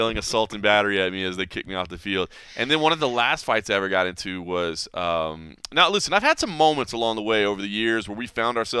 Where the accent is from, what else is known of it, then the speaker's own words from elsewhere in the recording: DeSoto, Texas, United States; I had a couple run-ins with the local police where I grew up in DeSoto, Texas.